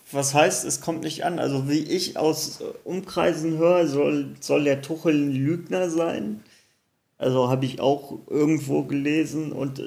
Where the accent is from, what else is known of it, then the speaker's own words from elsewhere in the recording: Cologne, North Rhine-Westphalia, Germany; moved away; zu meiner alten Heimat, ich sag Kölsch